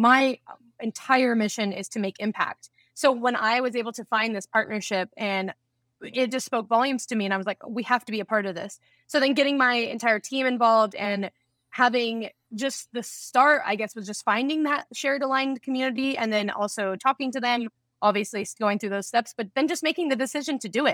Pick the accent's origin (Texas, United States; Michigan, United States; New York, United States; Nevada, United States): Nevada, United States; Las Vegas; Growing up in Las Vegas